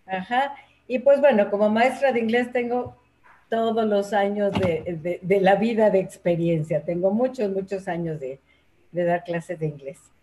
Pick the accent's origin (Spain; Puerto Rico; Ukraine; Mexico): Mexico; Mexico City; also born or lived in Puebla; nací en Puebla, pero eh, me trajeron al Distrito Federal de un año